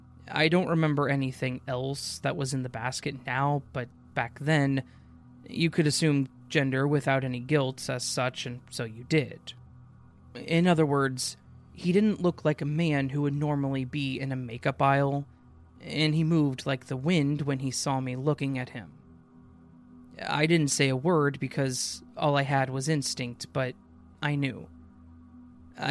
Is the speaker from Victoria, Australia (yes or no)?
no; Launceston, Tasmania, Australia; moved away as an adult; now in Hobart, Australia; I'm from Launceston, the cesspit, I call it. So I moved to Hobart at about 26 to 7 years old for university.